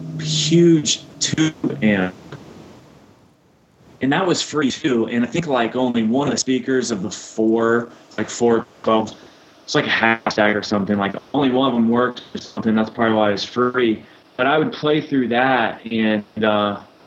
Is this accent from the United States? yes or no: yes; Northern Virginia, United States; I grew up in Northern Virginia around the area